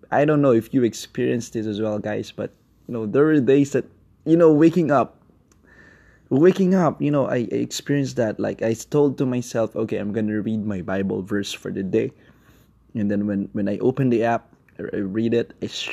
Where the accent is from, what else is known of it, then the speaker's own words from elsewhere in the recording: Philippines; now in Kuala Lumpur, Malaysia; I'm based in Kuala Lumpur, Malaysia. I'm Filipino.